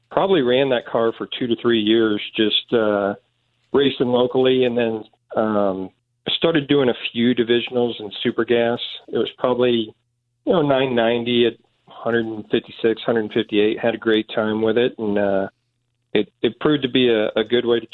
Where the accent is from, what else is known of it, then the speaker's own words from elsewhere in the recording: Kansas City, United States; moved away; I'm originally from Kansas City, and probably like everybody in high school, grew up around race cars